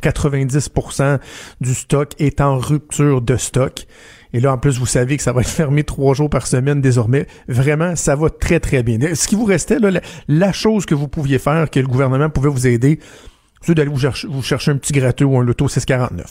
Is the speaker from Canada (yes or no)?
yes; Quebec City, Quebec, Canada; chez nous à Québec